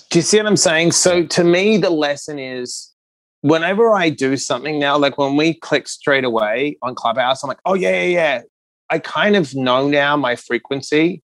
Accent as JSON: {"language": "English", "town": "Perth", "region": "Western Australia", "country": "Australia", "tie": "born or raised there", "also_born_or_lived": "New York City", "moved": "yes", "said": "I was born in Perth, Western Australia"}